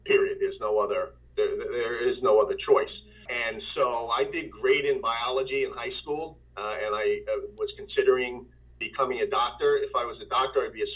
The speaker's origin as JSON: {"language": "English", "town": "Freeport", "region": "New York", "country": "United States", "tie": "born or raised there", "also_born_or_lived": "Bronx, New York", "said": "I was born in the Bronx and lived there until I was five. And then my family moved to Long Island for school purposes to the Roosevelt Freeport area."}